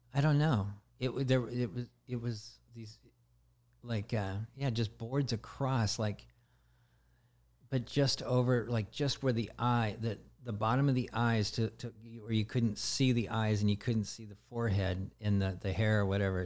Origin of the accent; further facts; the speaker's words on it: the Northwest, Pacific Northwest, United States; I come from the Northwest area